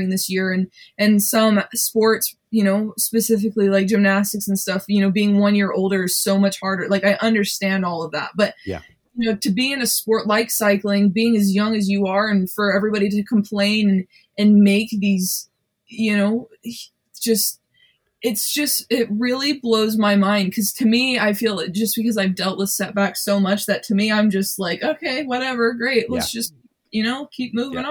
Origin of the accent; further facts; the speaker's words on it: United States; I'm an American